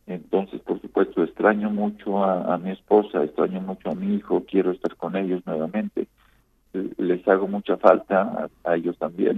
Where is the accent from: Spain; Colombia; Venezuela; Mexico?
Colombia; de Colombia